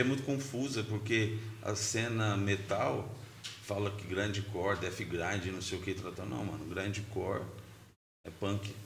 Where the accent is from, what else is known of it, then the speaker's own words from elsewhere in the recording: Presidente Prudente, São Paulo, Brazil; Eu sou de Prudente, moro lá, resido lá, trampo lá.